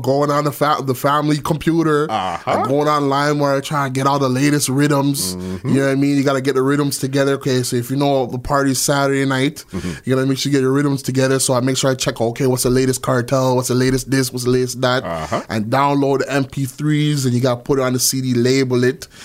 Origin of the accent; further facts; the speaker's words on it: Toronto, Ontario, Canada; also born or lived in Brampton, Ontario; I'm from Malvern, and then I moved to Brampton, right, in 2000, like early 2000